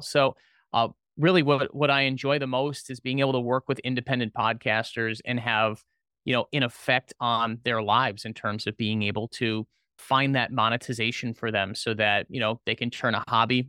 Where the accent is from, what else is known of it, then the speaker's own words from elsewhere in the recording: Orlando, Florida, United States; I was originally from the Orlando area and went back home